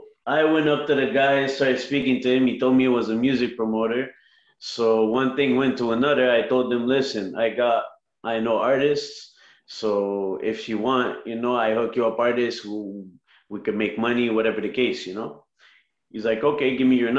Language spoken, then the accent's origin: English; Montreal, Quebec, Canada; I'm from Montreal, Canada.